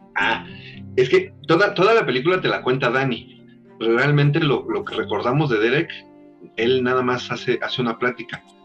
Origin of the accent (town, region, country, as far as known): Mexico